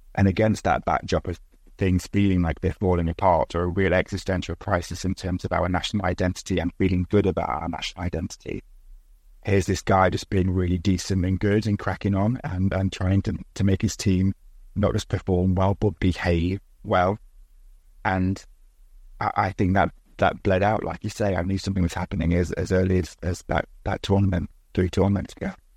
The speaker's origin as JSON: {"language": "English", "country": "United Kingdom", "tie": "born or raised there", "said": "set in my hometown, a former mining village."}